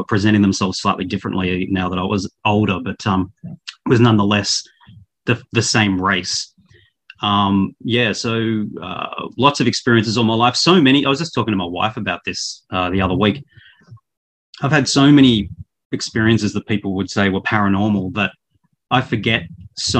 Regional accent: Australia; also born or lived in Victoria, Australia; I'm an Australian. I live in Victoria, the state of Victoria.

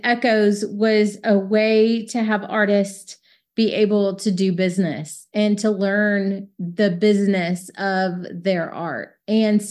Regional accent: Dallas, Texas, United States; I'm from Texas, I'm from Dallas

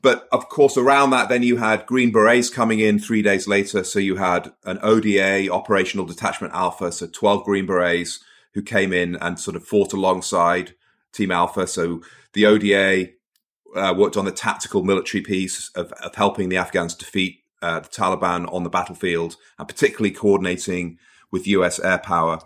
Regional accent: Cheshire, North West England, United Kingdom; also born or lived in Portsmouth / Manchester; I was born in Portsmouth. I grew up mostly in the north of England, Cheshire

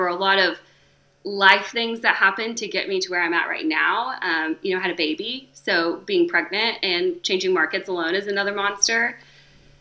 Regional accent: West Texas, United States; moved away as an adult; also born or lived in North Carolina; I'm from West Texas, so I'm a native Texan. I'm born and raised

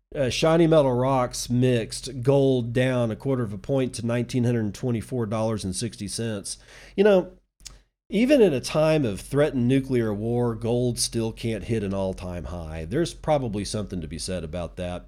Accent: Texas, United States; I'm a Texan, and believe me, I was born here, I was raised here, I lived here

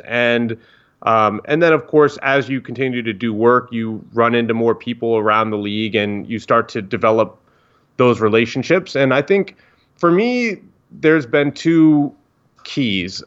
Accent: Northern Virginia, United States; I grew up in Northern Virginia

